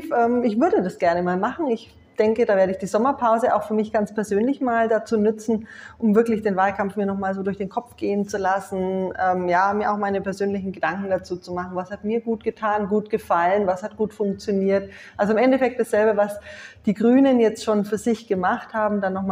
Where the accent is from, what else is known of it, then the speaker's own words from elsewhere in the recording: Nuremberg, Bavaria, Germany; now in Munich, Germany; Den Ministerpräsidenten kenne ich jetzt eher ähm, aus meiner Heimatstadt Nürnberg, und wir laufen uns immer mal wieder über den Weg.